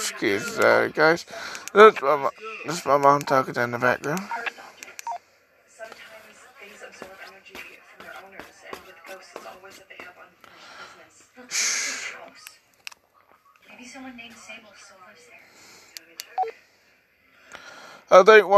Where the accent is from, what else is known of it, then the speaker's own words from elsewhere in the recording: LaGrange, Georgia, United States; I'm from LaGrange, Georgia